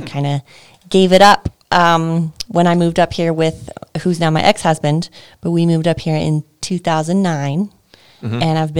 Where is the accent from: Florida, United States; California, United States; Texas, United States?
Texas, United States; moved away as an adult; now in Longmont, United States; I grew up in a really small town in Texas and went to college for music business and voice. So there's a commercial music program in West Texas. And, spent a few years there.